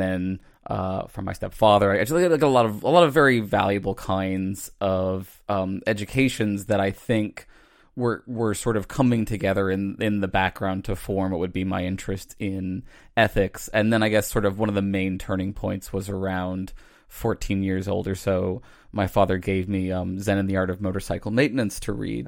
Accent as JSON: {"language": "English", "region": "Virginia", "country": "United States", "tie": "born or raised there", "said": "I grew up, um, outside of Virginia"}